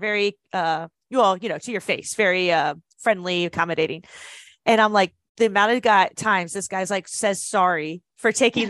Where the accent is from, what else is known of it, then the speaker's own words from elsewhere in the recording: United States; I'm American